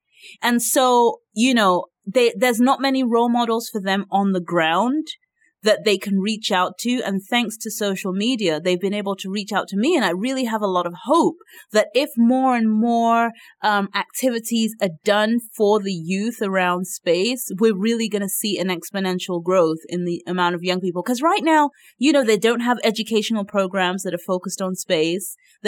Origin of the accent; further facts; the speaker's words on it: Nigeria; yes, I'm Nigerian, but I'm an Africanist and I want to see all of Africa develop capacity